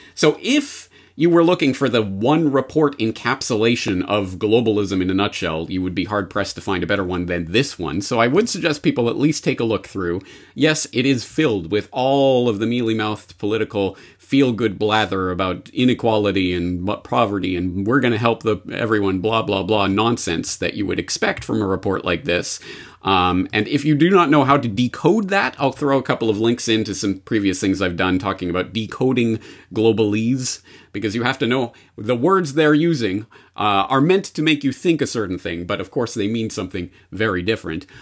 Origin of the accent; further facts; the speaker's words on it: Canada; as a Canadian